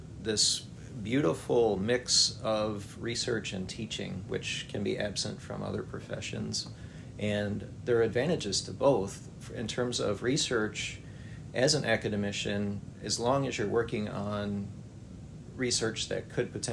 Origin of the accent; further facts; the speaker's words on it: Wisconsin, United States; moved away as an adult; also born or lived in South Carolina / Texas / Pennsylvania; now in Alabama, United States; I grew up in Wisconsin and attended Clemson University as an undergraduate.